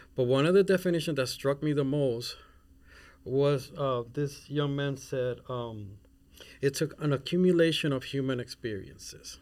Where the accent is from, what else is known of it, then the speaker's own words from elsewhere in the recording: Puerto Rico; also born or lived in Mexico City / Spain; now in Minnesota, United States; I'm not even from here, Minnesota, I'm from Puerto Rico. And I lived in, in Mexico City in Spain, and then e, eventually grew up in Puerto Rico.